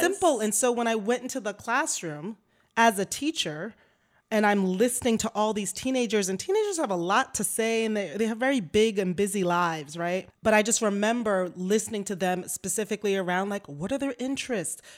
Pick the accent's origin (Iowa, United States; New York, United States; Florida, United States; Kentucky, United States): New York, United States; White Plains; growing up in White Plains, New York, Westchester County, an affluent community right north of New York City